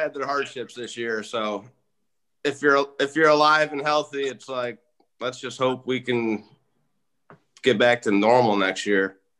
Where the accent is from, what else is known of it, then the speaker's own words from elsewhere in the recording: Johnstown, New York, United States; We grew up in Johnstown, Royal Mountain